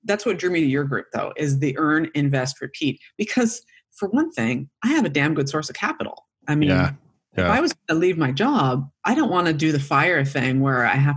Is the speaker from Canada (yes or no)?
yes; Canada; moved away as an adult; I grew up in Canada